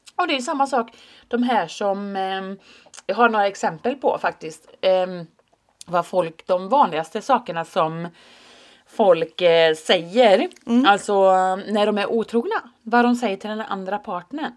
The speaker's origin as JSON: {"language": "Swedish", "country": "Finland", "said": "jag är ju finne."}